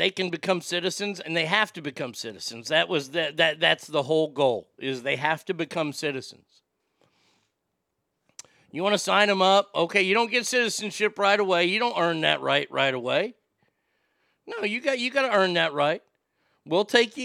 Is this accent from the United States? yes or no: yes; United States; I was born in America